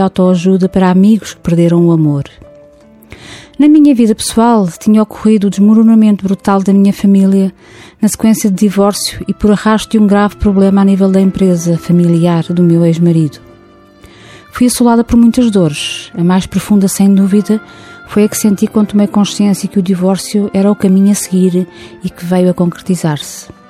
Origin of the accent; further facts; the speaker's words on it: near Lisbon, Portugal; Nasci perto de Lisboa